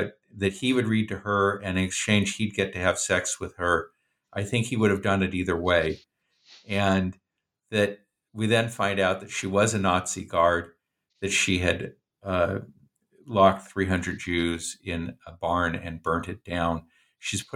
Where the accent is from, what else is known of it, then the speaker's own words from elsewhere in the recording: Oregon, United States; I'm from Oregon